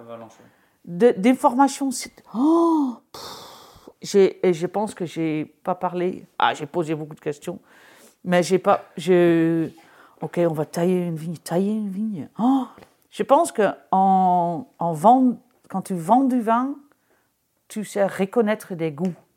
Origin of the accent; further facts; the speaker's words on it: Amsterdam, North Holland, Netherlands; moved away as an adult; now in Jura, France; je viens d'Amsterdam, j'avais un restaurant à Amsterdam